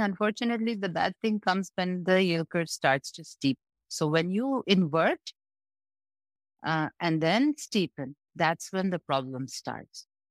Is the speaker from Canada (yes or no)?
no; Bangladesh; I come from Bangladesh.